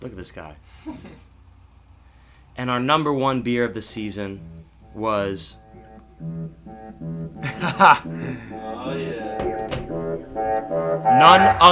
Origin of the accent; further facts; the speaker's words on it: Bucks County, Pennsylvania, United States; my hometown beer from Bucks County, PA